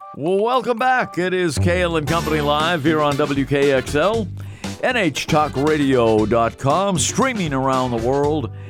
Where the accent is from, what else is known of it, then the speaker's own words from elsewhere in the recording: Massachusetts, United States; I grew up in Massachusetts